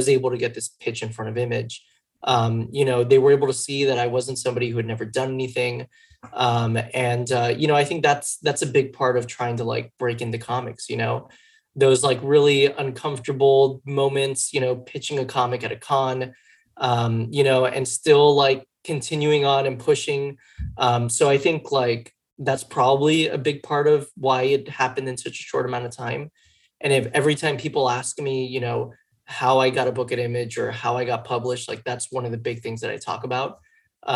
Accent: Miami, Florida, United States; now in New York, United States; I grew up in Miami

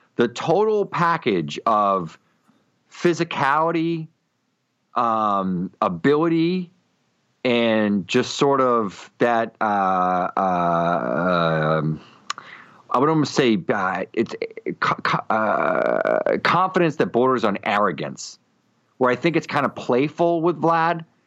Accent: Boston, Massachusetts, United States; I'm from Boston

